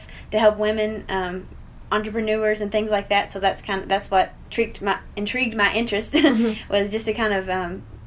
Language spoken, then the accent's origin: English; Cecilia, Kentucky, United States; I'm from Cecilia originally. I grew up on Yates Chapel Road, so I guess it's closer to Howe Valley, but I'm from here.